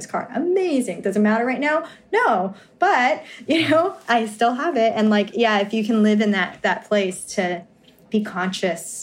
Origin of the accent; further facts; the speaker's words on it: New York, United States; I'm from New York